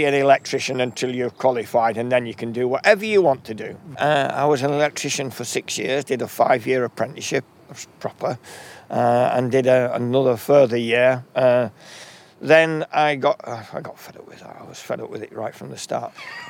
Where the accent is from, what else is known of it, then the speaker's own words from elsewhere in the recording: Lancaster, North West England, United Kingdom; also born or lived in Southport / Bowness-on-Windermere; I think we moved four times before my father settled just outside Lancaster. Right. And so education was in and around Lancaster.